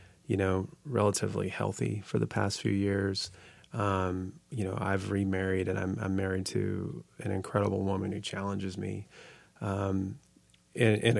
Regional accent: California, United States; moved away; I grew up in California

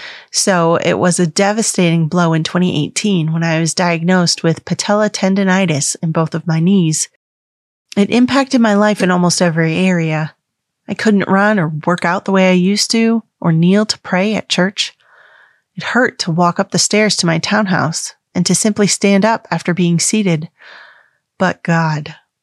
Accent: the Bible Belt, United States; I grew up Catholic in the Bible Belt of the United States.

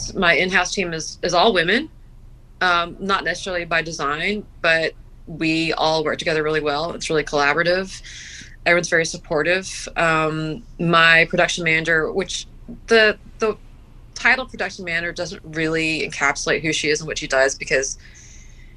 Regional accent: Gulf Coast, United States; moved away; I grew up on the Gulf Coast

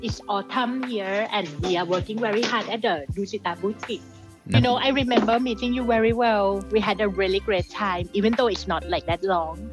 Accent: Bangkok, Thailand; I grew up in Bangkok, Thailand in the 80s

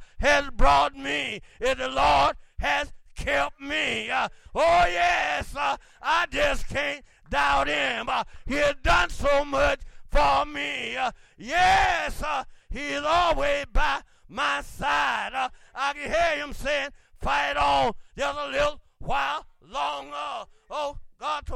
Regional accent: Clay Hills, Alabama, United States; growing up in the Clay Hills, Alabama

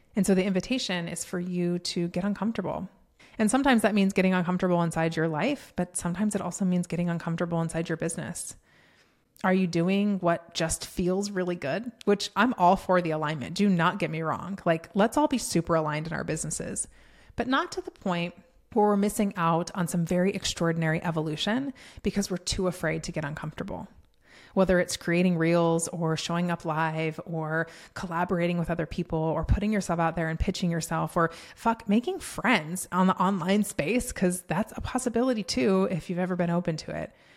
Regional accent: Colorado, United States; moved away as an adult; now in Texas, United States; I was born and raised in Colorado, born there, lived there my entire life

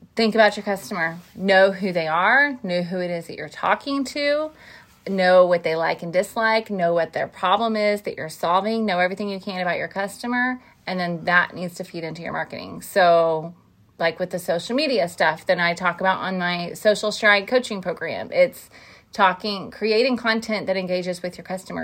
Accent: Van Buren, Missouri, United States; we grew up in a small town in southeast Missouri called Van Buren.

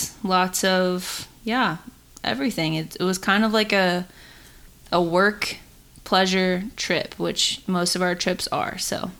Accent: Indiana, United States; now in California, United States; I actually flew to Indiana to do some photography. I shoot a lot of senior photos in my hometown.

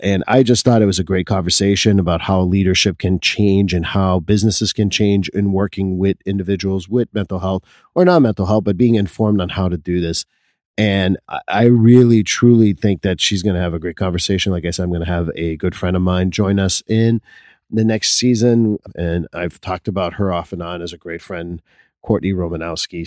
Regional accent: Quebec, Canada; being Canadian is always something of me, although I'm a Quebecer first

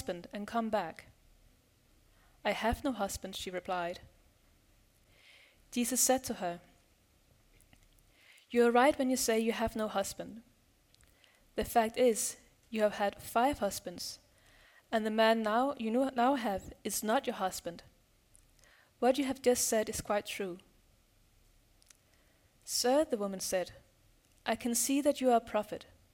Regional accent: Denmark; I'm from Denmark

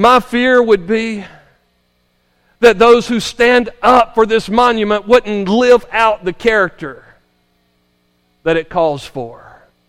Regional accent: United States; I grew up here in Madison County

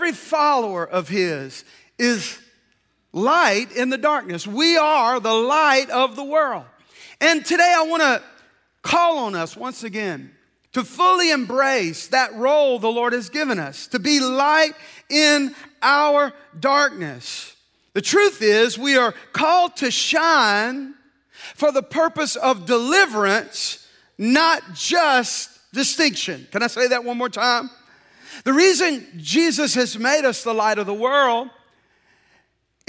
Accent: Deep South, United States; I grew up in the Deep South at a very turbulent time of our history

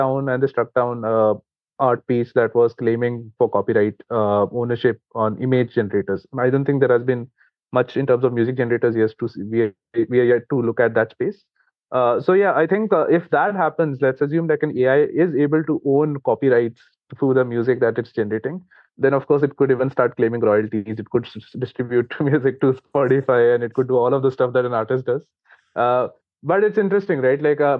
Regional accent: India; English is a second language; considering we come from India, right? Like, so if you look at the Indian copyright law

